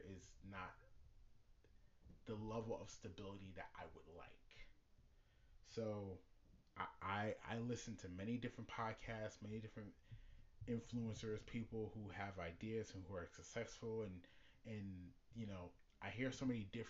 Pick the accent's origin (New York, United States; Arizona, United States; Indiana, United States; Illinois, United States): New York, United States; I'm from New York, and next year, me and my wife and my son, we're planning on leaving the state of New York.